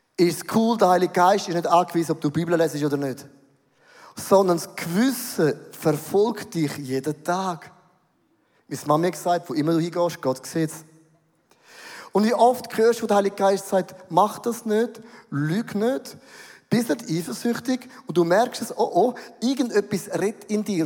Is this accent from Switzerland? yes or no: yes; Switzerland; Bin ein Schweizer, bodenständig